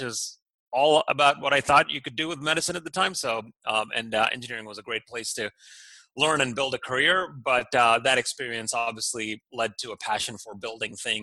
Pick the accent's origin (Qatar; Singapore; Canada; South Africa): Qatar; Doha; moved away as an adult; now in United States; I grew up in Doha, Qatar, in the Middle East. My parents are from India, and they moved to Qatar probably in the 70s, and I was born and raised there